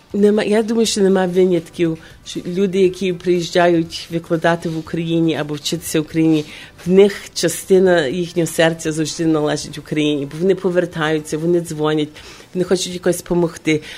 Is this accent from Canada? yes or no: no; Chicago, Illinois, United States; now in Ukraine; в моєму рідному місті Чикаго